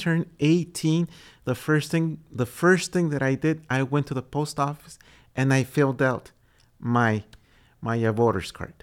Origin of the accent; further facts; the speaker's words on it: Texas, United States; Texas is my home state